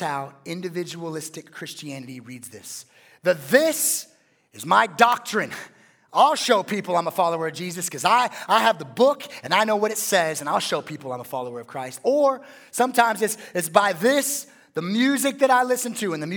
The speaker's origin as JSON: {"language": "English", "region": "West Coast", "country": "United States", "said": "I'm a West Coast guy."}